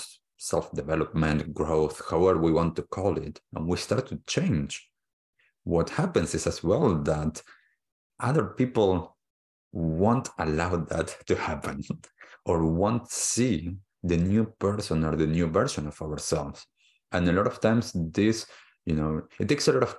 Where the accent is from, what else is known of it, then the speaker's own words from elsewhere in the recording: Argentina; moved away; I was born in Argentina, I grew up there